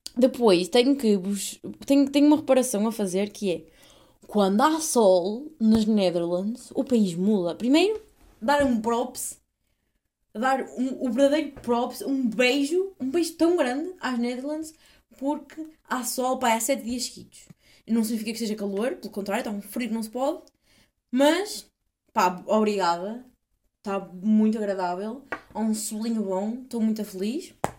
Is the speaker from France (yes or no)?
no; Portugal; moved away; sou de Portugal